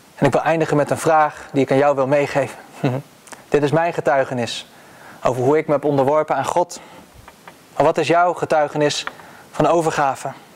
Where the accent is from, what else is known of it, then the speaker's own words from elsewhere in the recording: Netherlands; als Nederlanders